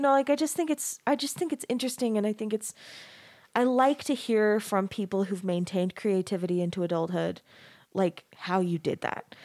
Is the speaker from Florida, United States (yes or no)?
no; Arizona, United States; I grew up in Arizona